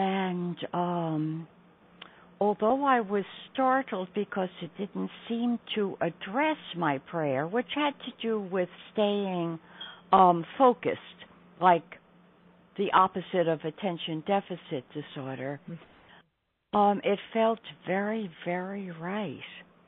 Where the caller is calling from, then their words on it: New York, United States; I'm calling from New York.